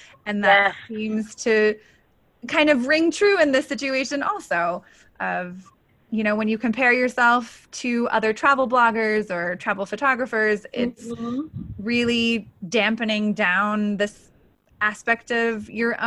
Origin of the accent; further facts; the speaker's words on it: Colorado, United States; you were recently in Colorado, which is my home state